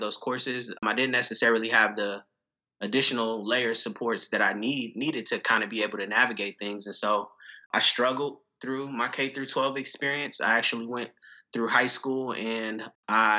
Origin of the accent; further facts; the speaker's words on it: Pittsburg, California, United States; moved away as an adult; now in Chicago, United States; I'm originally from the San Francisco Bay Area, specifically a town, a very small town called Pittsburgh, not in Pennsylvania, but California